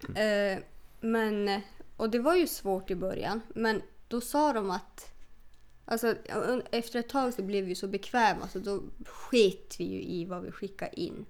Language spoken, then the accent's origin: Swedish; Norrland, Sweden; Jag har växt upp med en pappa som var renskötare